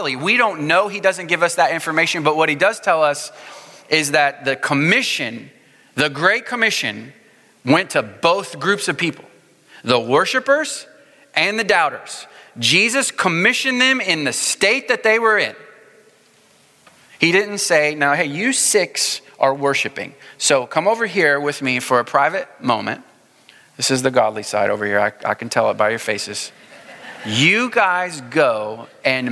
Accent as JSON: {"language": "English", "town": "Springfield", "region": "Missouri", "country": "United States", "tie": "born or raised there", "moved": "yes", "lives_now": "Houston, United States", "said": "I grew up in Springfield, Missouri"}